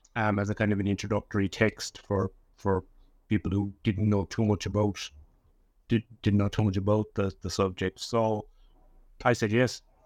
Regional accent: Leap, Munster, Ireland; also born or lived in Cork City; I was born in, in, in Cork City. Um, but I grew up in a little village called Lep, which is about fifty miles southwest of, of Cork City on the, on the southern coast of Ireland

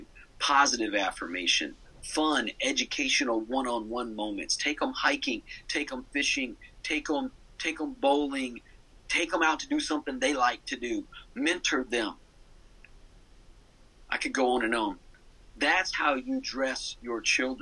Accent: Arkansas, United States; now in Connecticut, United States; I grew up in Arkansas.

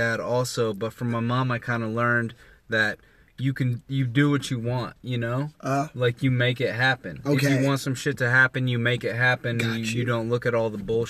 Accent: Indianapolis, Indiana, United States; I'm from Indianapolis.

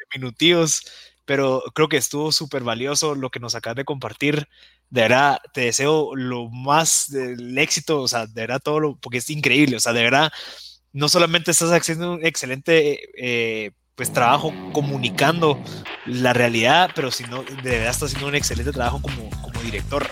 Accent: Guatemala; los guatemaltecos

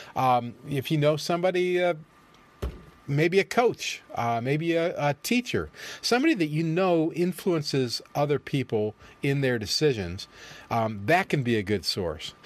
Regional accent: United States; I'm an American, and I'm pro-America

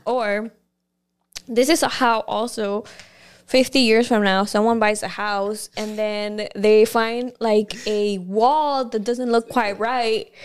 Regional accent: Mexico; moved away; growing up in Mexico

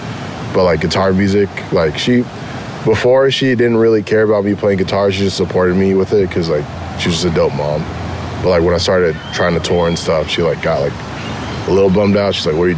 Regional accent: Anaheim, California, United States; also born or lived in Garden Grove / Inland Empire; I grew up, born and raised in Anaheim, and then I lived most of my life in Anaheim, and then moved to Garden Grove, which is like pretty much next door

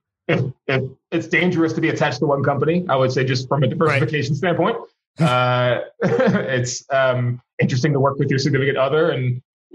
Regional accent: Philadelphia, Pennsylvania, United States; also born or lived in South Jersey; I grew up in South Jersey in Philly

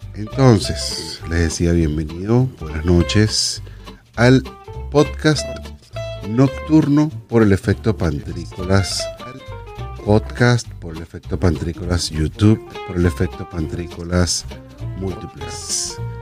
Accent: Venezuela; moved away as an adult; soy venezolano

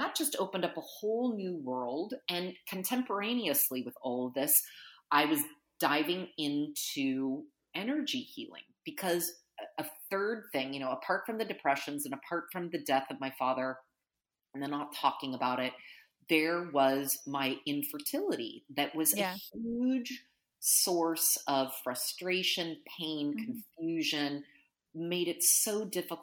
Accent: United States; as an American

